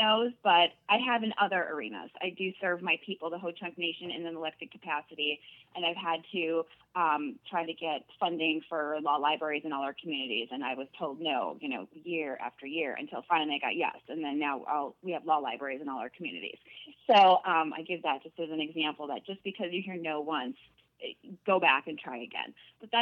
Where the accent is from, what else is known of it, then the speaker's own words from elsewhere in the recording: Wausau, Wisconsin, United States; moved away as an adult; also born or lived in Madison, Wisconsin / Los Angeles, California; I am originally from Wausau